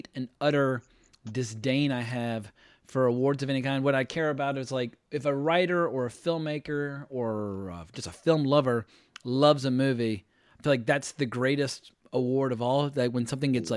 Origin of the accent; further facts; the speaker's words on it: Richmond, Virginia, United States; I was born in Richmond, Virginia, and most of my family still lives there